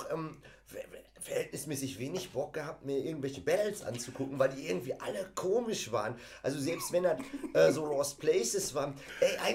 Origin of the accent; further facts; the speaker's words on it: North Rhine-Westphalia, Germany; ich bin mit dem Scheiß im Ruhrpott aufgewachsen